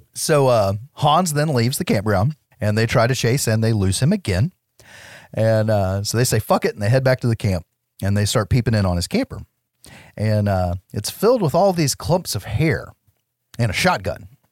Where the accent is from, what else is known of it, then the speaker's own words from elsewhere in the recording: United States; I'm an American